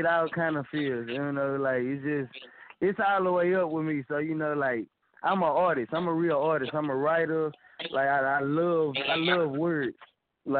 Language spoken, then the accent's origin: English; Dallas, Texas, United States; I come from the the roughest part of town. I'm from South Dallas